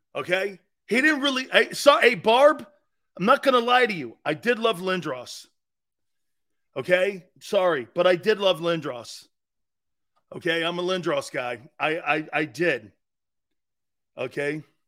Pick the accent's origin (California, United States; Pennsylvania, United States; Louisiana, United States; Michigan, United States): Pennsylvania, United States; Philadelphia; as a Philadelphian